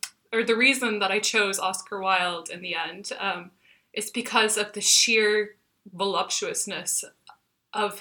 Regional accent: Texas, United States; moved away as an adult; now in Dublin, Ireland; the street where I grew up in Texas

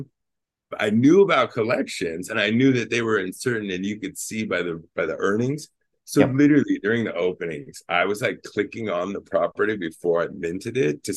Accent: California, United States; I'm from California.

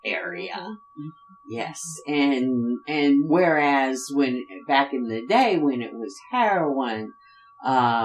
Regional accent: West Virginia, United States; I grew up in West Virginia

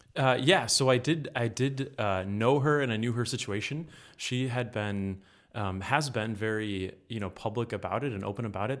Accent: Muskegon, Michigan, United States; moved away as an adult; now in Grand Rapids, United States; I'm from Muskegon, so forty-five minutes away from Grand Rapids here

